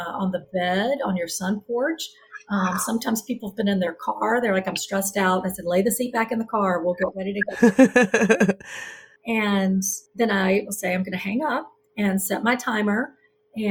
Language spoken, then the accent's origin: English; the South, United States; now in Charlotte, United States; I'm from the South